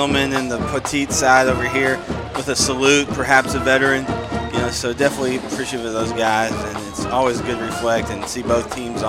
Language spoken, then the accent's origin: English; Paris, Texas, United States; also born or lived in Louisiana; I grew up in Northeast Texas, Paris, not too far from here, and I did a lot of marching competitions here on Mesquite Memorial's field